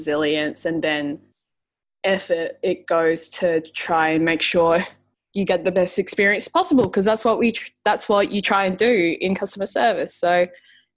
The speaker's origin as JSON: {"language": "English", "town": "Adelaide", "region": "South Australia", "country": "Australia", "moved": "yes", "lives_now": "Melbourne, Australia", "said": "I'm from Adelaide, South Australia, and moved over to Melbourne a little while ago."}